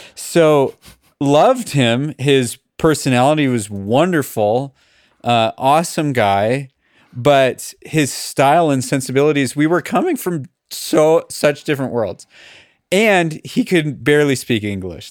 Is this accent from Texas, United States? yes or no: no; Los Angeles, California, United States; I'm from Los Angeles